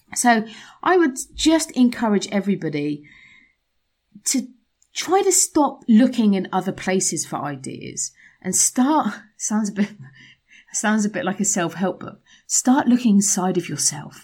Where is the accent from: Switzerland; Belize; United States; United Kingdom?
United Kingdom; England; moved away; as an English person